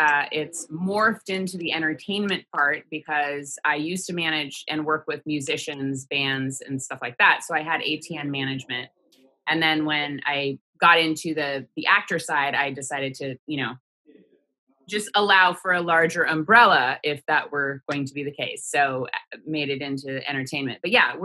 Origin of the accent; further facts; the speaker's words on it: Sheridan, Oregon, United States; I grew up in Oregon in a small town called Sheridan outside of Portland